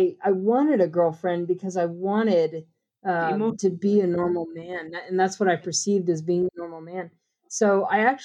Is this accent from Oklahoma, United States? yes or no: yes; hometown about an hour from Tulsa, Oklahoma, United States; moved away as an adult; I had moved to Tulsa from my hometown about an hour away